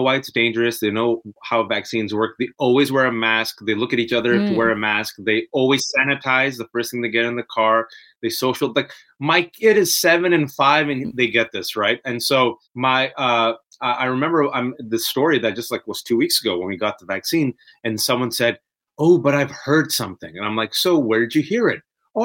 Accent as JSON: {"language": "English", "area": "the Bay Area", "region": "California", "country": "United States", "tie": "born or raised there", "moved": "as an adult", "lives_now": "Virginia, United States", "said": "I'm originally from the Bay"}